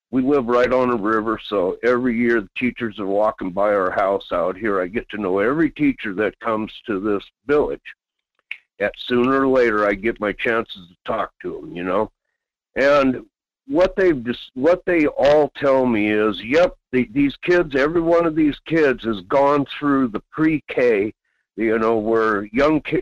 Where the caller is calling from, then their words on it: Quinhagak, Alaska, United States; Yes, good morning … Quinhagak.